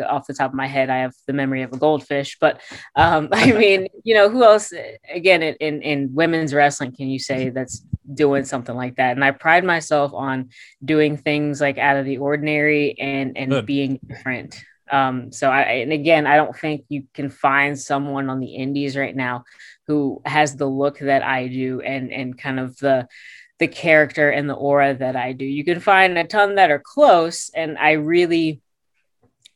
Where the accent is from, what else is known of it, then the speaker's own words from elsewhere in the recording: Richmond, Virginia, United States; my hometown in Richmond, Virginia